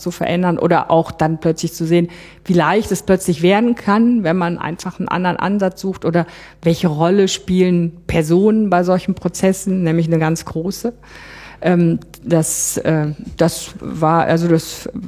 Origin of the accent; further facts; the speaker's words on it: Bonn, North Rhine-Westphalia, Germany; ich war aus Bonn